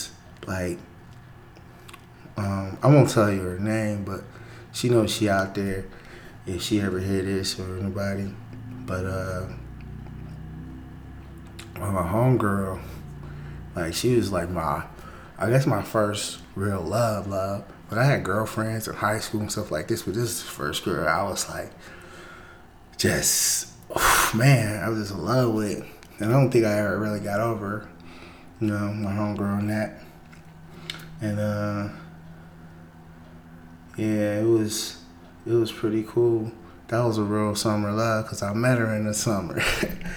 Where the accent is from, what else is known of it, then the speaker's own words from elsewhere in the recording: the Bay Area, California, United States; I'm from the Bay